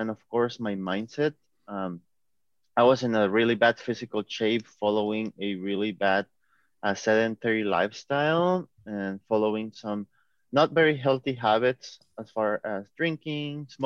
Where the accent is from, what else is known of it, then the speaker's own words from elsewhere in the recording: Seattle, Washington, United States; I'm from Seattle, Washington in the U.S.